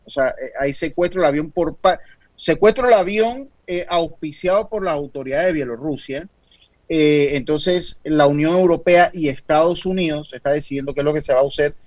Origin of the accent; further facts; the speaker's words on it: Panama; yo como panameño